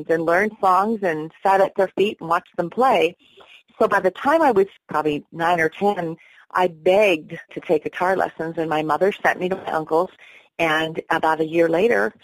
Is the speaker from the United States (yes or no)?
yes; St. Marys, Pennsylvania, United States; I grew up in Pennsylvania, beautiful area, Pennsylvania, St. Mary's